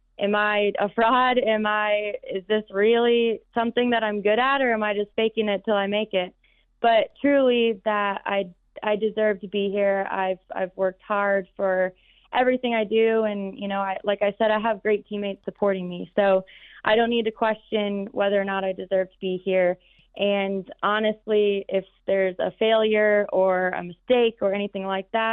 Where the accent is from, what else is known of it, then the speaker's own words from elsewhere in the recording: Michigan, United States; moved away as an adult; I moved away from home. I moved away from Michigan